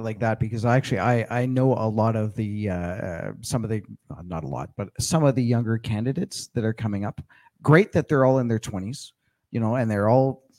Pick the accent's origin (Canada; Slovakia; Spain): Canada; Winnipeg, Manitoba; also born or lived in Alberta; now in Red Deer, Canada; I grew up in Winnipeg and I moved out here in 96. So I'm definitely an Albertan.